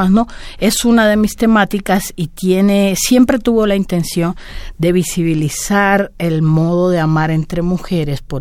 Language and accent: Spanish; Cuba; now in Mexico; Cuando yo mm, salí de Cuba y vine a vivir a México, dejaba atrás una realidad que era lo que había vivido hasta entonces